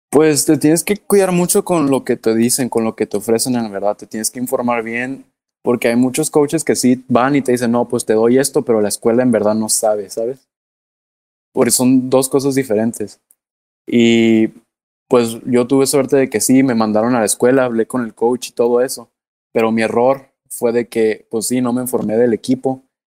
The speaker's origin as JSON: {"language": "Spanish", "country": "Mexico", "said": "yo soy mexicano"}